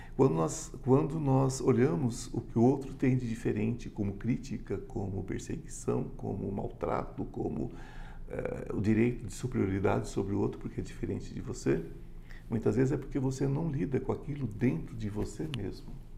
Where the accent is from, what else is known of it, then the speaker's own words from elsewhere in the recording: interior of São Paulo state, Brazil; Eu sou paulista do interior